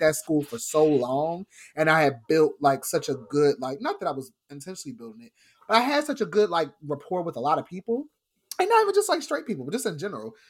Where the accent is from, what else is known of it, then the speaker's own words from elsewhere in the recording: New Jersey, United States; I grew up in South Jersey